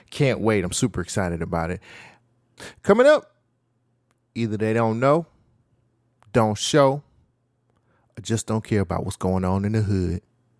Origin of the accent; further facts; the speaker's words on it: Bay Area, California, United States; I grew up in the Bay Area. Now, I didn't live in South Central. I've only been to LA maybe twice in my life.